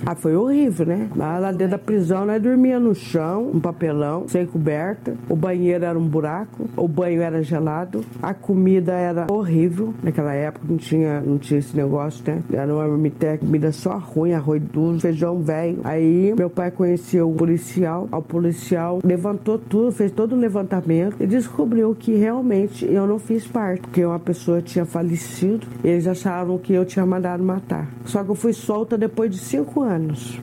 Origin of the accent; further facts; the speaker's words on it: Cruzeiro, São Paulo, Brazil; now in São José dos Campos, Brazil; Nasci em Cruzeiro, na em 1969, estava tudo bem na minha família